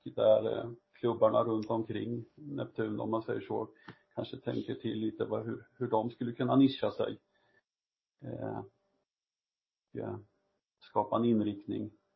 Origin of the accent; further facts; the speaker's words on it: Östergötland, Sweden; där jag är ifrån, Östergötland